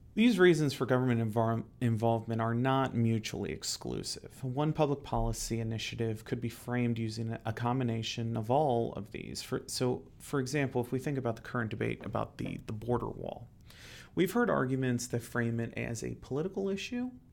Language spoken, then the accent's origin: English; Ohio, United States; I'm from Ohio, and I used to work for the city of Cincinnati.